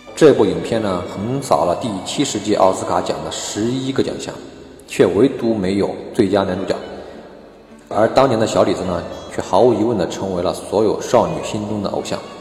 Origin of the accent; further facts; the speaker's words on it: China; 我们中国人